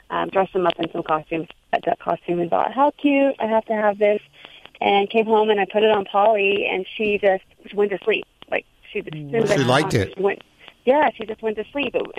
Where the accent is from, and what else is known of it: Houston, Texas, United States; also born or lived in New York City; now in New Jersey, United States